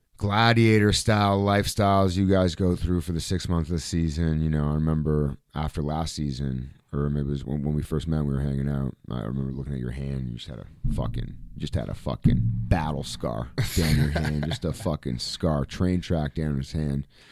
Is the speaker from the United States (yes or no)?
no; Canada; as a Canadian guy